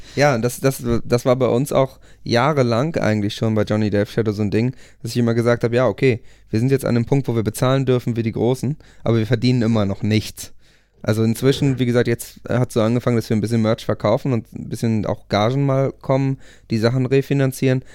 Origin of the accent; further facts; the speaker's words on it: Buchholz in der Nordheide, Lower Saxony, Germany; wir haben eine Punkband gegründet in der Kleinstadt Buchholz, wo ich herkomme